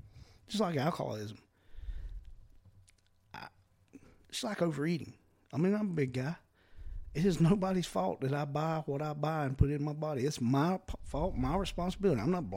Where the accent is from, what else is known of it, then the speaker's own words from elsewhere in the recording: the South, United States; We're from the South